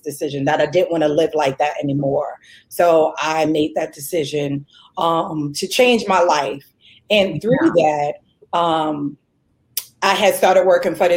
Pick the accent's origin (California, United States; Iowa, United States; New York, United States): New York, United States; moved away as an adult; also born or lived in Wilmington, North Carolina; I'm originally from New York